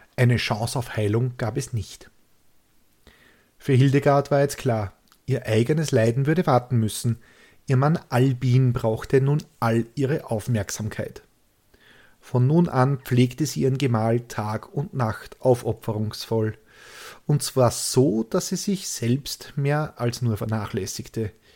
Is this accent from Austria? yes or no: yes; Austria; so sind wir Österreicher.